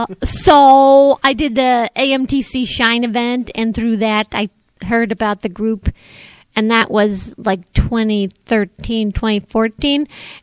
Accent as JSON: {"language": "English", "town": "Round Lake", "region": "Illinois", "country": "United States", "said": "I am from up north, almost the Wisconsin border, and Round Lake."}